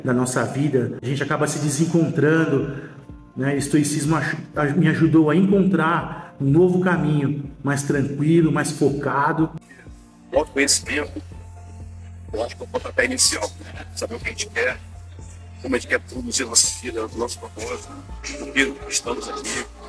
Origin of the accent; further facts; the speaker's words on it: São Paulo, Brazil; sou de São Paulo, capital